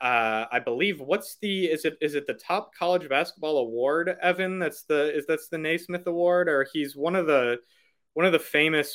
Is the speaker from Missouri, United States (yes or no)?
yes; St. Louis, Missouri, United States; I'm from St. Louis, Missouri, was born and raised there